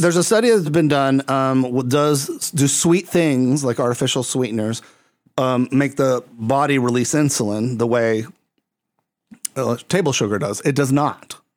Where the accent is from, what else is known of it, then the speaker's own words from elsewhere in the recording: Puerto Rico; I'm coming from Puerto Rico